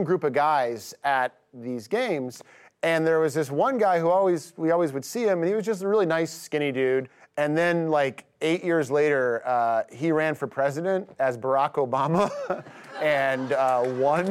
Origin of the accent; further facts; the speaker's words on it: Chicago, Illinois, United States; I grew up right near Wrigley Field